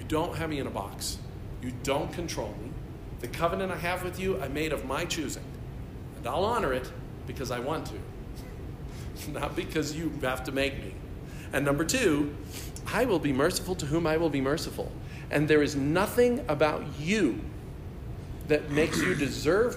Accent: United States; American Christians

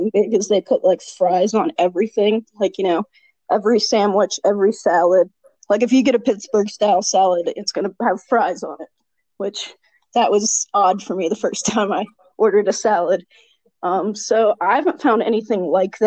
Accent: Ethiopia; now in Denver, United States; I'm from Ethiopia, so I have that acquired taste, and I love Ethiopian food

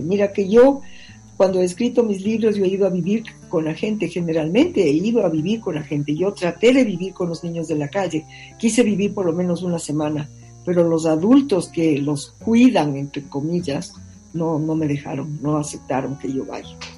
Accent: Ecuador; así somos los ecuatorianos

